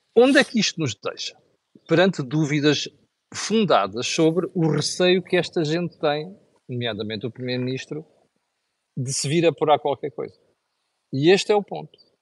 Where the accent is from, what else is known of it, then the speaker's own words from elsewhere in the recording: Mozambique; now in Portugal; de um sítio onde eu cresci, que, que é, que é Moçambique